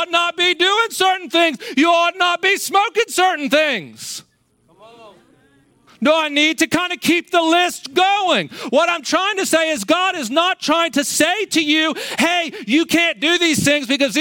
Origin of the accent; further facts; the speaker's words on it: Maryland, United States; I grew up in Maryland